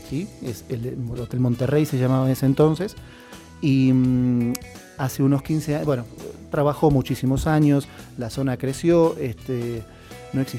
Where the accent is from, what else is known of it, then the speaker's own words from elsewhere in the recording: Buenos Aires, Argentina; que pues yo vengo de Buenos Aires